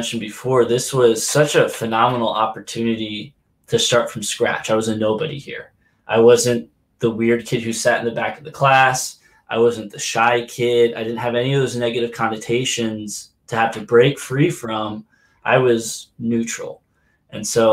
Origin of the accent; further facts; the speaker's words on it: Reading, Pennsylvania, United States; I grew up in Reading, Pennsylvania.